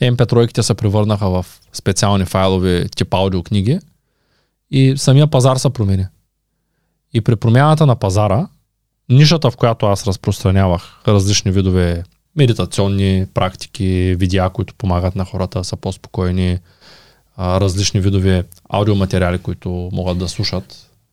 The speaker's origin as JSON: {"language": "Bulgarian", "town": "Shumen", "region": "Shumen Province", "country": "Bulgaria", "tie": "born or raised there", "said": "ние сме от Шумен"}